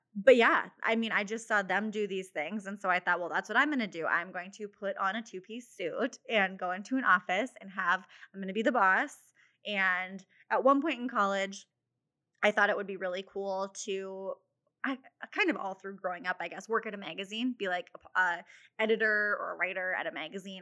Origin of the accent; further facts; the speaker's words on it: Mitchell, South Dakota, United States; also born or lived in Sioux City, Iowa; I grew up in Mitchell, South Dakota, so not too far from Sioux Falls